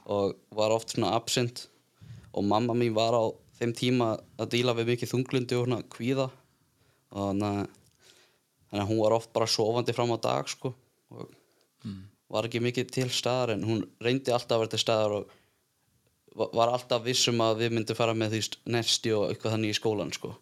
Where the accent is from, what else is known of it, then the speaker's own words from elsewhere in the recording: Iceland; ég er bara hérna úr bænum ég eldst upp frekar svona eðlilega